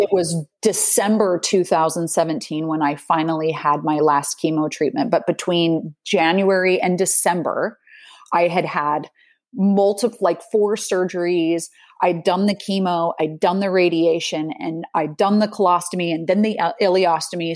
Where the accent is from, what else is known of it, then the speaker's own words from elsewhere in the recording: Salt Lake City, Utah, United States; moved away as an adult; now in Netherlands; growing up in Salt Lake City, the the city the, is nestled between two mountain ranges